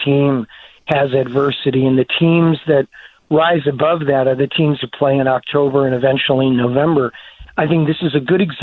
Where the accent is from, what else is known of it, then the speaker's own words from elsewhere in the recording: Chicago, Illinois, United States; I grew up in the North Side